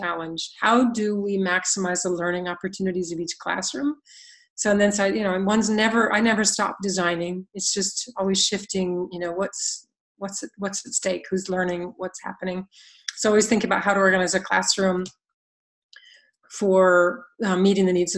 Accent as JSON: {"language": "English", "country": "United States", "moved": "as an adult", "said": "most of us growing up in the U.S."}